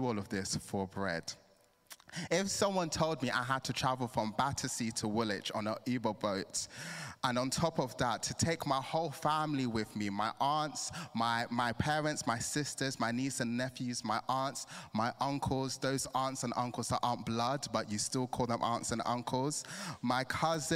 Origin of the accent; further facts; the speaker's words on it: Nigeria; now in England, United Kingdom; I'm Nigerian